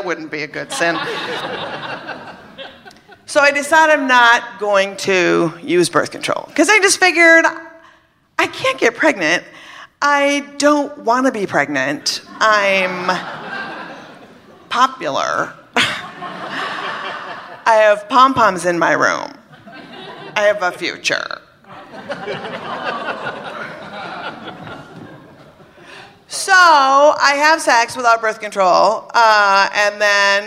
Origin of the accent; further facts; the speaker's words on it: Minnesota, United States; I was brought up in Minnesota, Catholic, thank you, and 16.